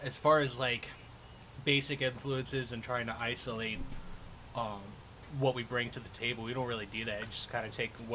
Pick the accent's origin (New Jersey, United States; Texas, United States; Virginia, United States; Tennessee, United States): Virginia, United States; Lexington; now in Richmond, United States; I grew up in Lexington